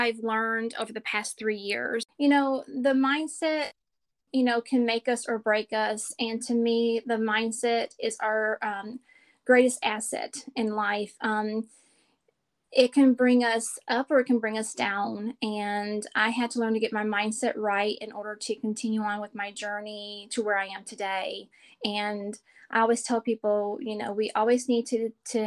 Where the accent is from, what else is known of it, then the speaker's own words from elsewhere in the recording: Chicago, Illinois, United States; moved away as an adult; now in Hartselle, United States; I live in Hartselle, Alabama. I'm originally from Chicago, but moved to Alabama about 20 years ago